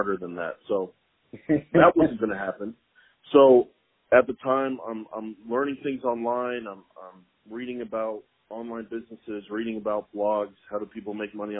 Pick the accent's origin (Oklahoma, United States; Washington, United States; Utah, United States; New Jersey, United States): Oklahoma, United States; Tulsa; moved away as an adult; also born or lived in Stillwater, Oklahoma; now in Oklahoma City, United States; I am from Tulsa, Oklahoma, and in my 30 years of life, I've ventured all the way to Oklahoma City, Oklahoma. So that's where I live now.